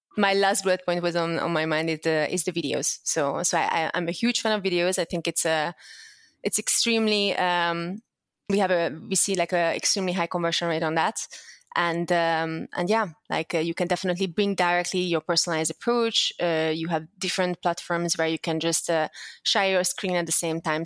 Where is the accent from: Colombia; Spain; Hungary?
Hungary; English is a second language; moved away as an adult; also born or lived in Netherlands; I was born and raised in Hungary